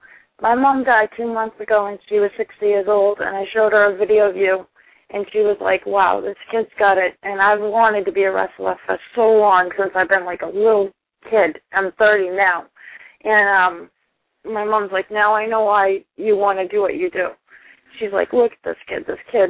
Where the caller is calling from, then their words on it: Boston, Massachusetts, United States; I'm from Boston, Massachusetts.